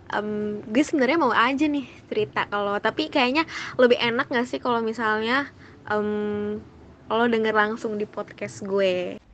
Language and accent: Indonesian; Jakarta, Indonesia; asal gue juga dari Jakarta